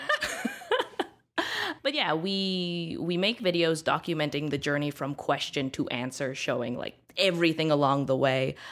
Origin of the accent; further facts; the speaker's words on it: Canada; being a Canadian.